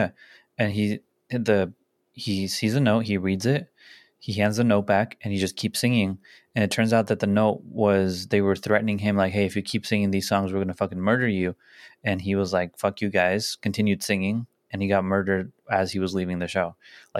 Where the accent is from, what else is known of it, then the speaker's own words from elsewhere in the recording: La Puente, California, United States; La Puente. I'm from La Puente.